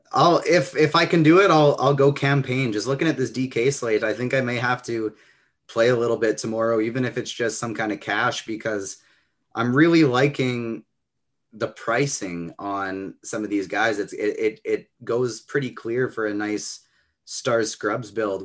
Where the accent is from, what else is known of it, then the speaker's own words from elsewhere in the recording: Canada; I'm Canadian